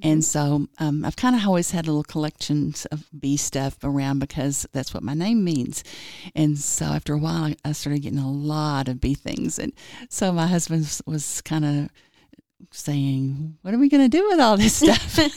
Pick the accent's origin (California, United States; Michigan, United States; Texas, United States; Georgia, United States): Texas, United States; Springtown; moved away as an adult; now in Lubbock, United States; originally I'm from Fort Worth. Well, it's a little town that's, like, west of Fort Worth called Springtown